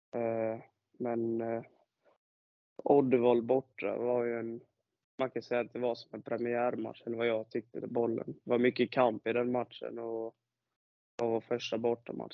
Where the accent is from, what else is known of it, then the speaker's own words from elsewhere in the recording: Halmstad, Halland County, Sweden; jag är född och uppvuxen i Halmstad